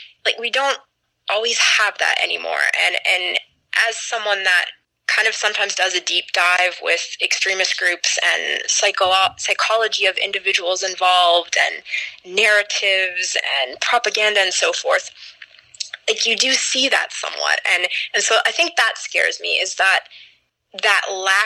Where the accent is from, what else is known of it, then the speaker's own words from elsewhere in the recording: United States; I'm an American citizen. I've lived overseas as well, but I've spent most of my life in the States